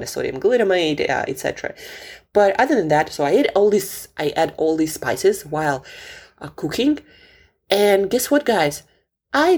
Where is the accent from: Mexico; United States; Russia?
Russia; Siberia; moved away; I grew up in Siberia